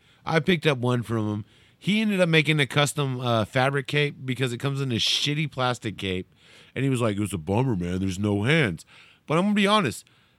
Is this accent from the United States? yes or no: yes; Vallejo, California, United States; I'm from Vallejo. We're from Vallejo.